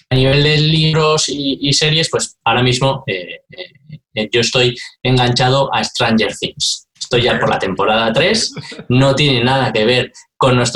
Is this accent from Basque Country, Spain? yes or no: yes; San Sebastián, Basque Country, Spain; Yo cuando me si he hecho algo en falta de las grandes ciudades, porque yo vengo de San Sebastián